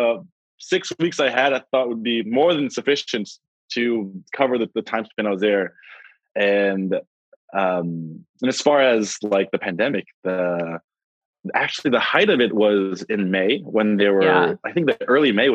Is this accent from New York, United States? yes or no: yes; New York, United States; I am from New York, and I am a physician